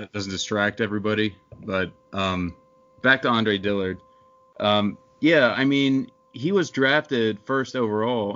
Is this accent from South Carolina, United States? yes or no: no; Pennsylvania, United States; I'm from Pennsylvania, and the closest major city that has a football team is Philadelphia to me.